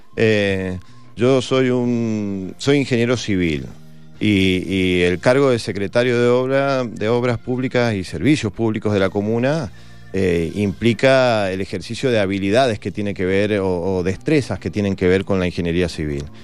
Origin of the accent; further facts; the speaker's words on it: Mendoza, Argentina; los mendocinos vamos a tener otra instancia de votación